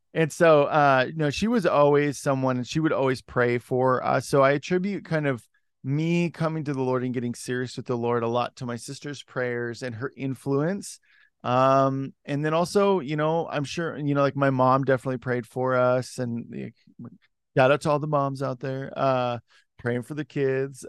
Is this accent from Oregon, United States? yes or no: yes; Salem, Oregon, United States; moved away as an adult; also born or lived in Los Angeles / Washington / Portland; I was born and raised in Oregon.